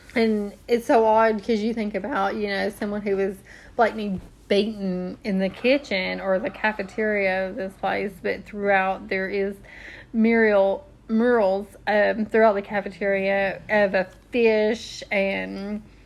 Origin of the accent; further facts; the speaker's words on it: Tennessee, United States; we are from Tennessee